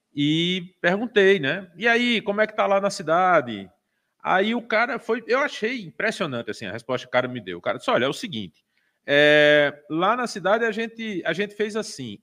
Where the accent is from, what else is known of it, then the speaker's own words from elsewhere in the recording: Brazil; como pessoa, como eleitor, como brasileiro